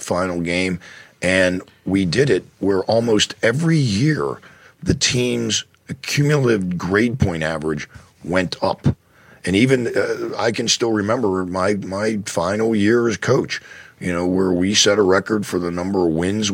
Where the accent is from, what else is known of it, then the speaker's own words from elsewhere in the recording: Penn Hills, Pennsylvania, United States; now in State College, United States; when I drive from State College, Pennsylvania to Pittsburgh to see my family, my parents are still there, and that's where I grew up, there is a sign, a mileage sign, that as you're driving in on Route 376 that says Penn Hills 3, that's my hometown